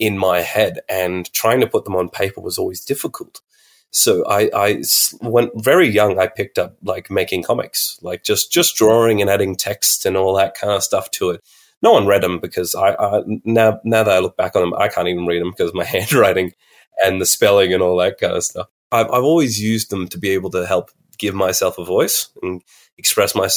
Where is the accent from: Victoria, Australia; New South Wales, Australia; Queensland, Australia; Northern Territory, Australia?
Northern Territory, Australia; Alice Springs; I'm from Central Australia, Arundaland in Mumbantwa, Alice Springs, and NT.